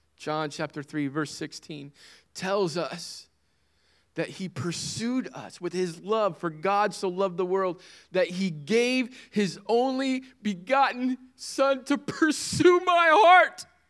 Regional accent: United States; As an American citizen

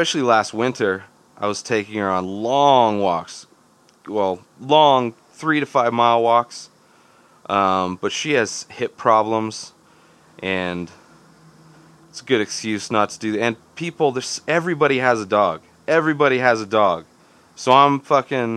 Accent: Southern California, United States; now in Denver, United States; Growing up in Southern California

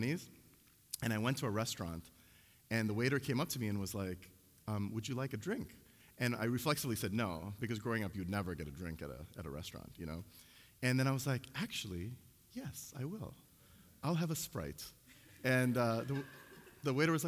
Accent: Chicago, Illinois, United States; I grew up in Chicago

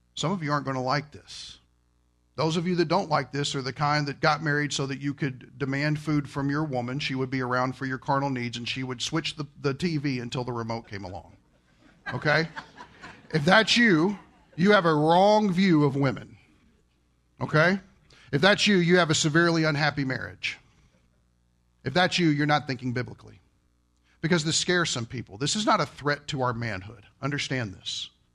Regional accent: Kentucky, United States; I'm from Kentucky.

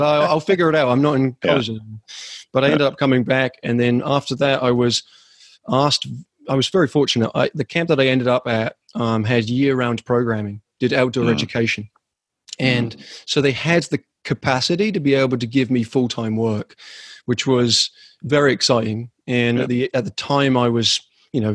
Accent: England, United Kingdom; moved away; also born or lived in Vermont; In England, that's where I'm originally from. That's what the sound is.

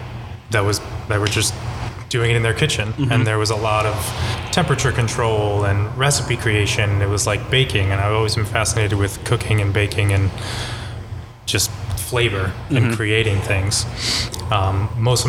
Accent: Freehold, New Jersey, United States; also born or lived in Bradley Beach, New Jersey / Asbury Park, New Jersey; I grew up in Freehold

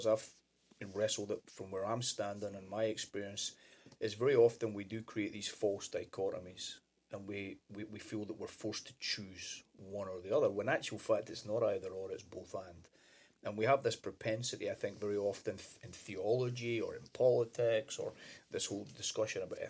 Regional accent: Scotland, United Kingdom; moved away as an adult; now in United States; growing up in Scotland

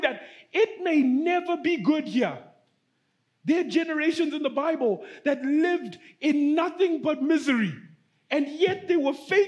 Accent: Zimbabwe; moved away; I'm from Zimbabwe, right? I'm from Africa

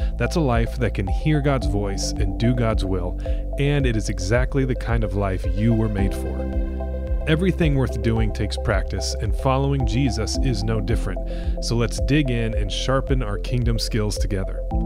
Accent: Cedar Rapids, Iowa, United States; moved away as an adult; I grew up in Cedar Rapids. It's where my family's from.

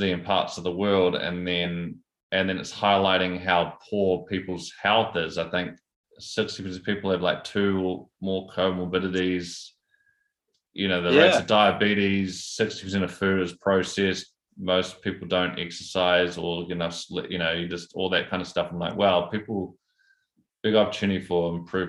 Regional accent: Taranaki, New Zealand; I grew up in the Naki

